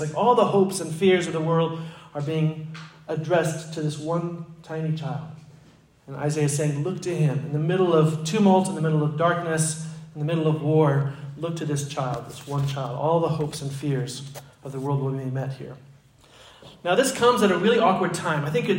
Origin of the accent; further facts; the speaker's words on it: Egypt; now in United States; I remember I grew up in Egypt, and so about every 4 years we would come to the States on furlough.